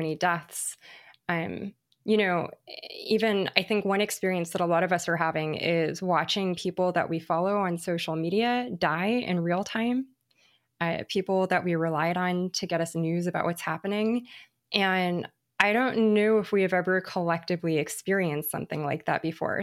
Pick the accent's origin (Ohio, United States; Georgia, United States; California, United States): California, United States; Los Angeles; I grew up in Los Angeles primarily, and I went to school in what was then called South Central